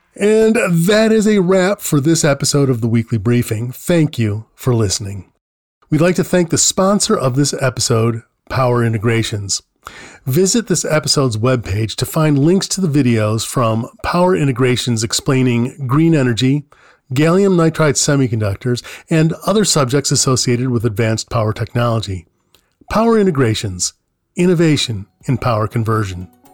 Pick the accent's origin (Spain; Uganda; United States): United States; New York; I grew up in New York State